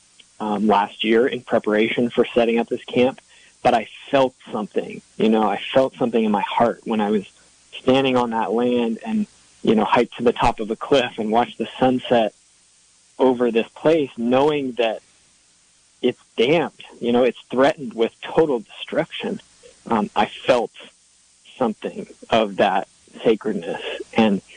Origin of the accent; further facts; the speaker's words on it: Seattle, Washington, United States; I grew up in Seattle, so I'm used to forest